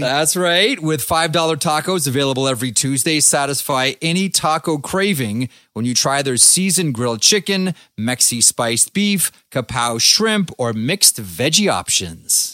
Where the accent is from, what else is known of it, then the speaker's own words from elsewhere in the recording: just a little bit north of Toronto, Ontario, Canada; in my hometown, just a little bit north of Toronto